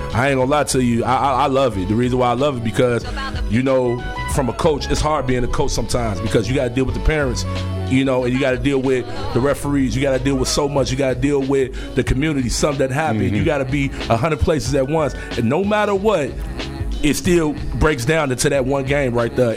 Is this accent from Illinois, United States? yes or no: yes; Chicago, Illinois, United States; I'm from the West Side